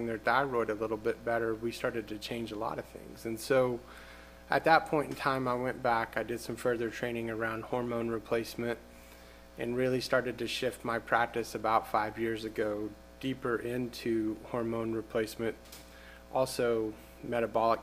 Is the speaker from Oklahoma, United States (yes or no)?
yes; Norman, Oklahoma, United States; also born or lived in Boston, Massachusetts; I grew up here in Norman, Oklahoma